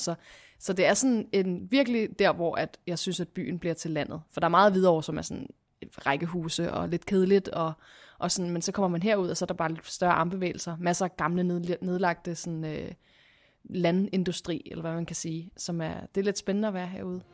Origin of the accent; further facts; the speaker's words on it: Copenhagen, Capital Region of Denmark, Denmark; moved away as an adult; now in Hvidovre, Denmark; Jeg er fra øh, Christianshavn, hvor, min, hvor jeg er opvokset med min mor og far min lille søster